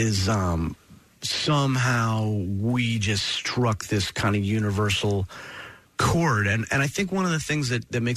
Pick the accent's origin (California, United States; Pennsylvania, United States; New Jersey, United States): New Jersey, United States; Princeton; I grew up in Princeton, which was really cool because I was like halfway between New York and Philly.